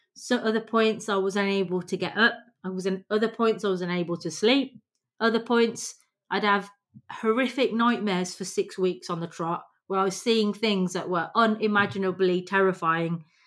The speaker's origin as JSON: {"language": "English", "region": "England", "country": "United Kingdom", "tie": "born or raised there", "said": "the privilege that we have growing up in England"}